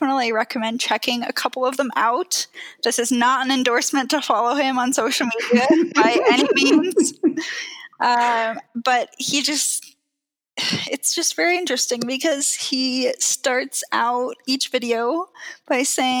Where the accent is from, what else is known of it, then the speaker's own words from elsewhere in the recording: Seattle, Pacific Northwest, United States; now in Denver, United States; I was born in Seattle and grew up in the Pacific Northwest